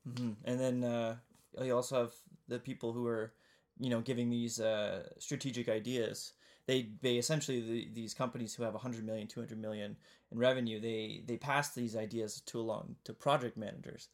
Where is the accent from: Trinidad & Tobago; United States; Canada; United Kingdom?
Canada; Kitchener, Ontario; also born or lived in Ottawa; I was born in Kitchener-Waterloo, which is in, but the southeastern part of, of Ontario in Canada